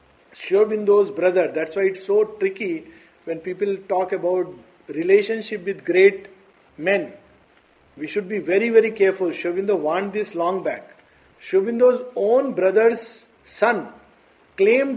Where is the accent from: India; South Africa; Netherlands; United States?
India; I am an Indian